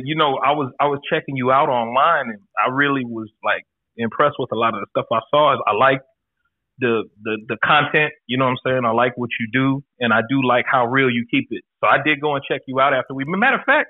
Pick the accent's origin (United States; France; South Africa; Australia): United States; Decatur, Georgia; moved away as an adult; also born or lived in Harrisburg, Pennsylvania / Albany, New York / Tampa, Florida; now in Thailand; I grew up between upstate New York and Atlanta, Georgia. So most of my growing up years, I remember being in Atlanta, Georgia, Decatur, actually.